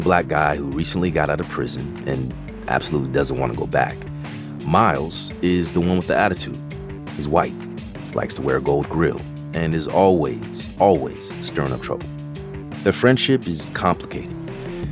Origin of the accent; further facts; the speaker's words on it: Bay Area, California, United States; I'm originally from the Bay Area